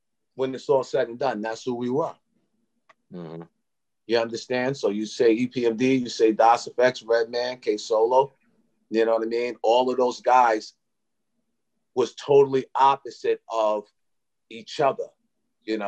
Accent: Brentwood, New York, United States; we come from Brentwood, you know, mm-hmm. and Brentwood is, you know, Black, Hispanic, Dominican

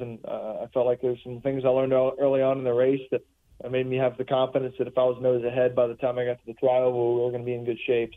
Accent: Charlotte area, North Carolina, United States; I grew up in North Carolina and in, in, in the Charlotte area

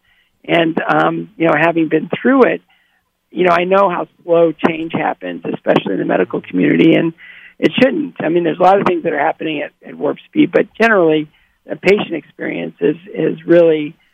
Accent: Bowling Green, Ohio, United States; my hometown of Bowling Green, Ohio

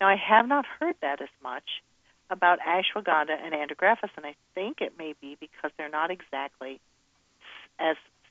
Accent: Midwest, United States; I'm from the Midwest

